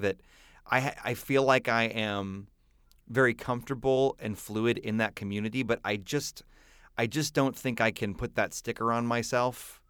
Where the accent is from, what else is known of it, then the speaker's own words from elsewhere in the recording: Texas, United States; my roots of growing up in Texas in the eighties